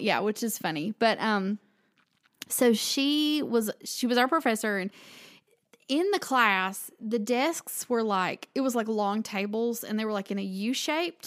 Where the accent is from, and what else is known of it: Southern United States, United States; accent: Southern